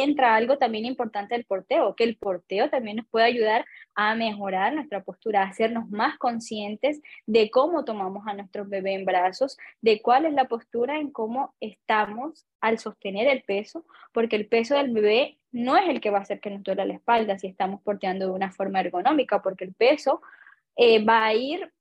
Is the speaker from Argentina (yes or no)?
no; Colombia; moved away as an adult; now in Chile; soy colombiana, vivo en Chile hace aproximadamente más de cinco años